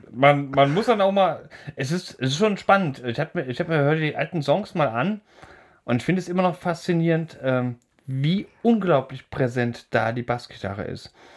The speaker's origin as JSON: {"language": "German", "region": "Thuringian Forest", "country": "Germany", "said": "ich komme ja aus dem Thüringer Wald"}